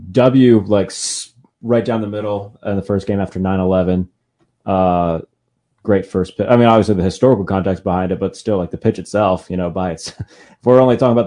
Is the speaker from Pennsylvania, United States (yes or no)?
yes; Pittsburgh, Pennsylvania, United States; I'm from Pittsburgh